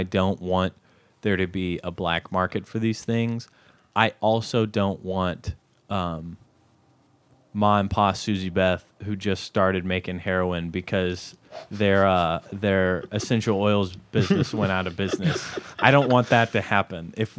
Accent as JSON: {"language": "English", "town": "Conway", "region": "Arkansas", "country": "United States", "said": "I'm from Conway."}